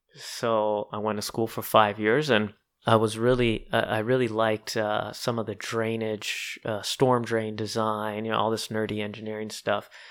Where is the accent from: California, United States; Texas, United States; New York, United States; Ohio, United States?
California, United States; Southern; I was born and raised in Southern California.